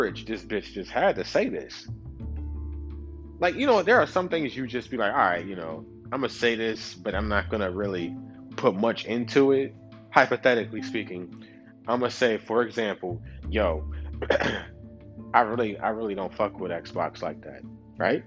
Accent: New York City, New York, United States; I'm from Brooklyn. I ain't from no other motherfucking country

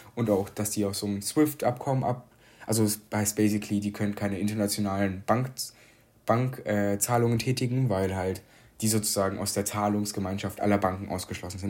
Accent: Ukraine; now in Germany; dass ich aus der Ukraine komme

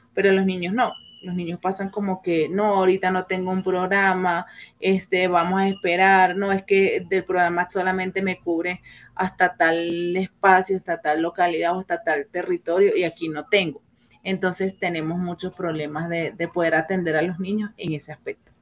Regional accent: Venezuela; now in Colombia; como venezolano

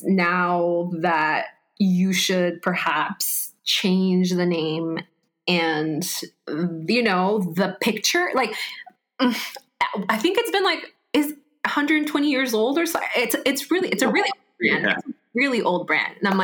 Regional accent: Peru; moved away; me growing up in Peru

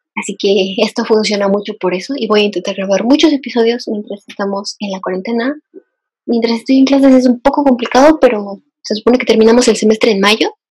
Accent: Morelos, Mexico; moved away as an adult; now in Mexico City, Mexico; casi me quedé a vivir en, Morelos, de donde yo soy

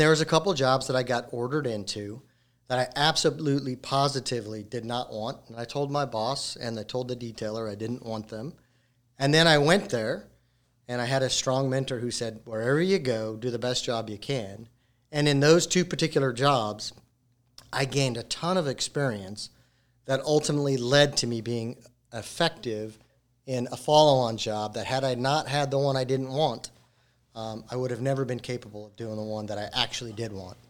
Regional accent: Colorado, United States; moved away; I'm originally from Colorado

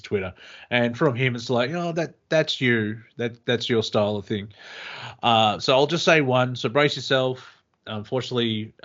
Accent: Australia; being Australian

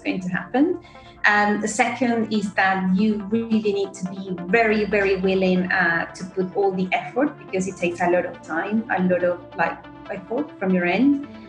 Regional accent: Argentina; moved away as an adult; now in London, United Kingdom; I am originally from Argentina, but living in London for the last 6 years, seven

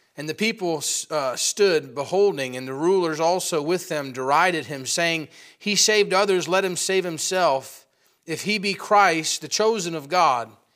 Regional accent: upstate New York, United States; we live in a small town in upstate New York. Uh, not a whole lot of people making it big from the small pool that is, uh, Bruston, Moira, or Malone, New York

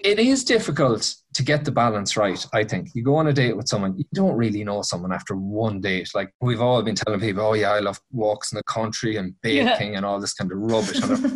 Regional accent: Mayo, Connacht, Ireland; I'm from Mayo

